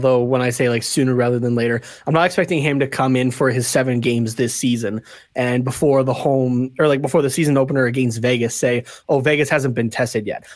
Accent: Canada; as a Canadian

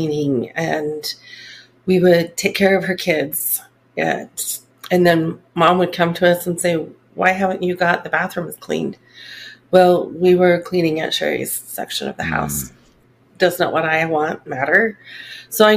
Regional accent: Salt Lake City, Utah, United States; also born or lived in Brigham City, Utah; I actually grew up in the Salt Lake area. Okay. I was born up in Brigham City, and then my parents moved to the Salt Lake area.

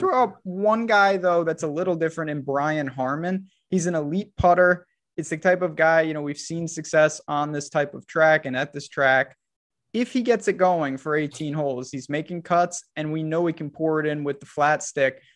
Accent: New York, United States; We're both from the north. Like I'm, I'm from New York

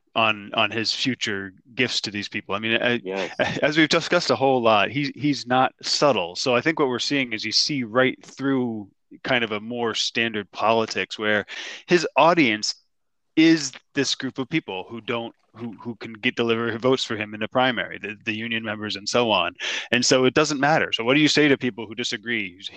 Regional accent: New Jersey, United States; I grew up in New Jersey

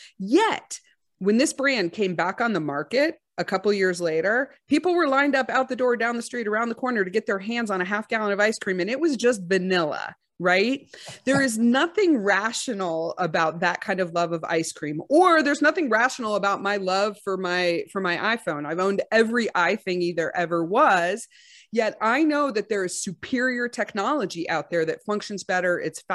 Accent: Texas, United States; I'm from Texas.

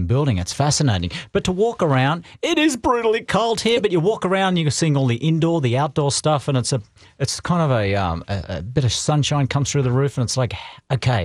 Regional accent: Sydney, New South Wales, Australia; now in Los Angeles, United States; I'm a Sydney boy.

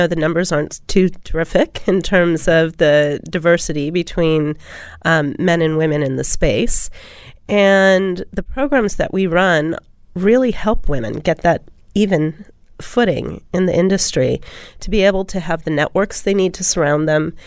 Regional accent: United States; moved away as an adult; also born or lived in Silicon Valley; now in Sydney, Australia; being an American here

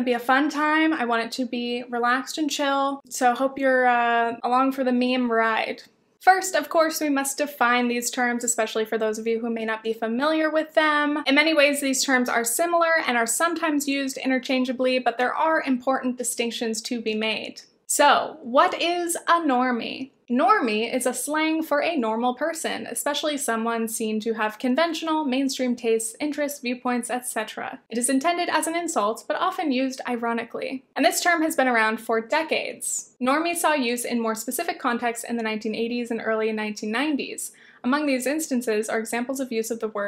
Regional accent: near Southern California beach towns, United States; I grew up near Southern California beach towns

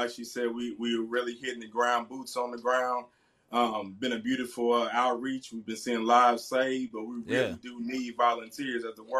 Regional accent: Centralia, Illinois, United States; Illinois, my hometown.

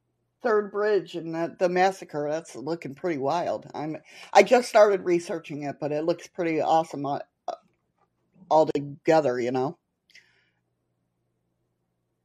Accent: Batavia, New York, United States; moved away

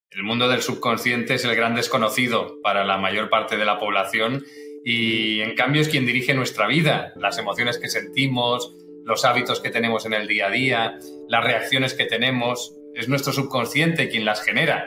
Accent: Barcelona, Catalonia, Spain; also born or lived in Galicia; yo nací en Galicia, pero ya siendo muy pequeñito, ya tenía menos de un año cuando mis padres emigraron y, fueron para Barcelona

